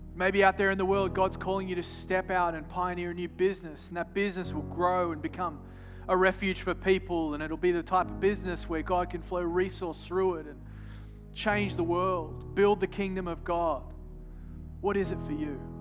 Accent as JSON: {"language": "English", "country": "Australia", "said": "I'm from Australia"}